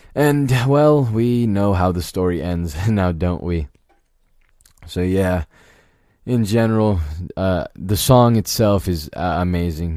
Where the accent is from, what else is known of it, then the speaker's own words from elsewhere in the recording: Virginia, United States; I, I grew up in Virginia.